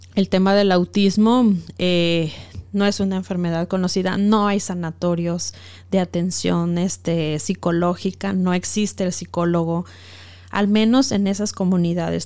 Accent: Mexico; moved away as an adult; also born or lived in Ecuador; Yo soy mexicana, soy activista de los derechos humanos

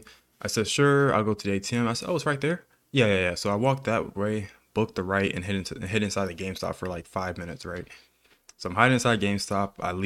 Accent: Texas, United States; I'm from Texas, you know, and we just help each other.

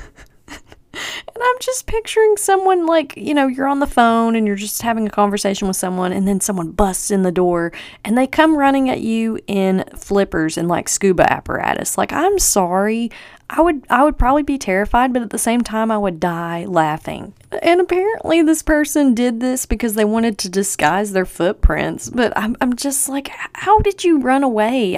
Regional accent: Tennessee, United States; I'm from Tennessee. We do not have sausage trees here

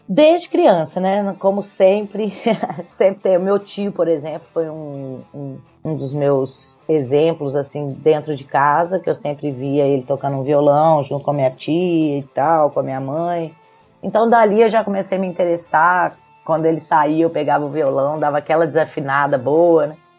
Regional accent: Belo Horizonte, Minas Gerais, Brazil; moved away as an adult; now in Ilhabela, Brazil; eu sou de Belo Horizonte

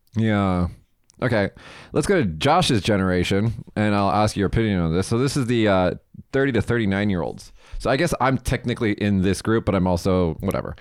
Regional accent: Las Vegas, Nevada, United States; now in Japan; I'm from Vegas

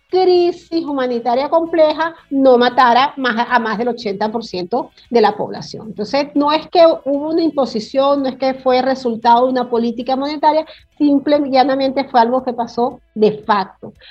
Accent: Venezuela; moved away; also born or lived in Caracas; yo soy del interior de la República

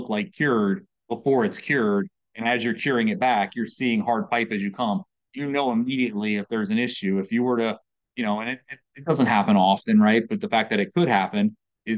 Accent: Virginia, United States; moved away as an adult; now in Maryland, United States; I grew up in Virginia.

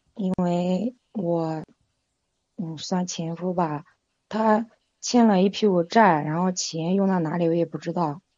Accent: Nanjing, Jiangsu, China; 就是用用我们南京话讲

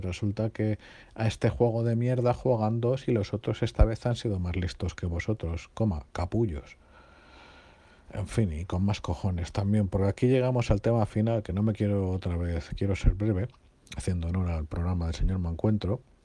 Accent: Spain

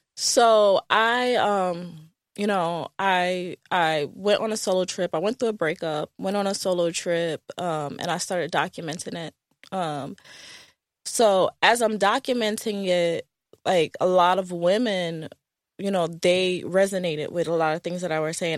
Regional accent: Hartford, Connecticut, United States; moved away as an adult; now in New Jersey, United States; I, um, grew up in Connecticut

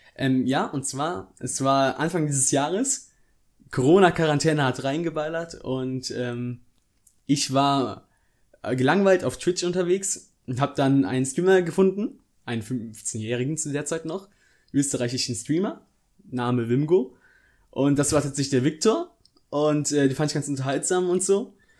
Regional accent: near Bonn, North Rhine-Westphalia, Germany; ich komme aus der Nähe von Bonn, das ist ein Rheinland.

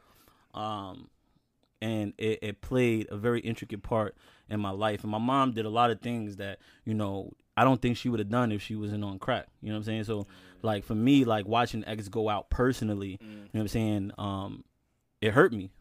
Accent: Yonkers, New York, United States; I'm from Yonkers.

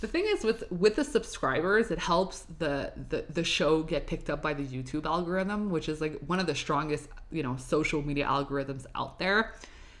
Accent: Montreal, Quebec, Canada; I'm from Montreal. I'm filming in Montreal, Canada, you know, Quebec.

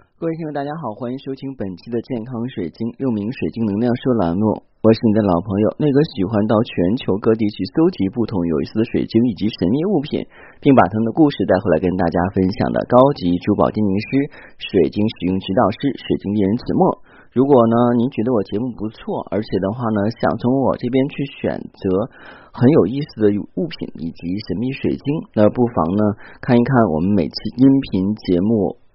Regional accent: China; 我们中国人

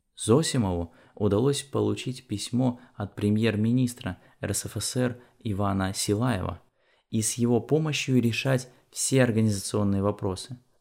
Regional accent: Borovichi, Novgorod Oblast, Russia; Численность моего родного города Боровичи составляет всего 50 тысяч человек

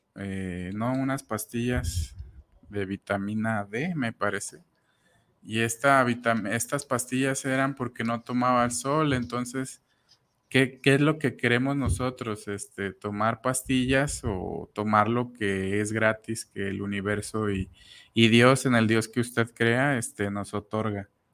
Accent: Huixquilucan, State of Mexico, Mexico; yo de Whisky Lucan

